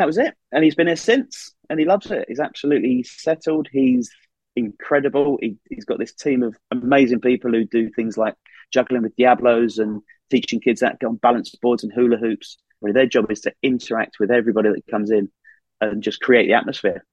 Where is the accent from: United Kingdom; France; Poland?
United Kingdom; Essex, East of England; moved away as an adult; also born or lived in Surrey; now in Northumberland, United Kingdom; I'm from Essex